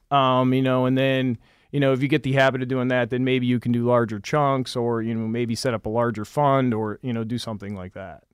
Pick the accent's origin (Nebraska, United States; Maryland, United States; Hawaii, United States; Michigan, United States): Michigan, United States; moved away; I'm originally from Michigan.